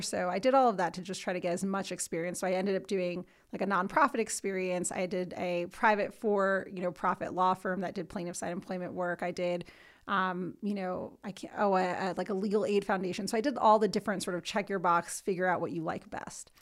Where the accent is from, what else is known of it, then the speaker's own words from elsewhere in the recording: New Jersey, United States; moved away as an adult; now in Denver, United States; from New Jersey originally, if you can hear it.